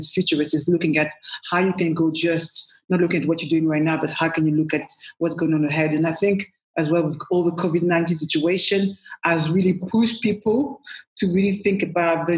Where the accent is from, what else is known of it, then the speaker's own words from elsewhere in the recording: Paris, Île-de-France, France; also born or lived in Cameroon; now in London, United Kingdom; as you can hear from my accent, I was born in Paris. I'm French born, proud Cameroonian as well. And I came to London, you know, a while ago now